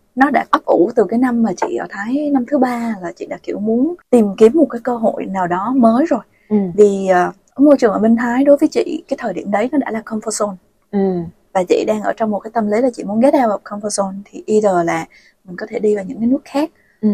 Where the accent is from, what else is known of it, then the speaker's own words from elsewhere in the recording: Vietnam; first language Vietnamese; moved away as an adult; also born or lived in Finland / Thailand; Việt Nam nói gì thì nói nó vẫn là một cái nước mà mình có thể sử dụng được tiếng mẹ đẻ của mình